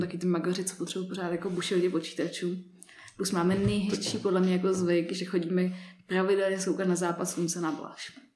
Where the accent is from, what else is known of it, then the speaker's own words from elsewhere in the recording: Prague, Czechia; jak jsem vyrostla v Praze